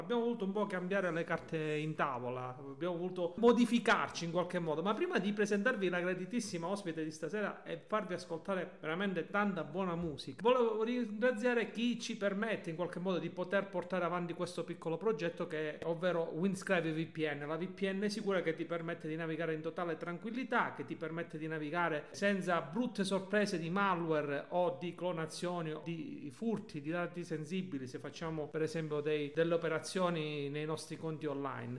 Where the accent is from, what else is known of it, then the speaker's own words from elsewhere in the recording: Calabria, Italy; noi quest'oggi da calabresi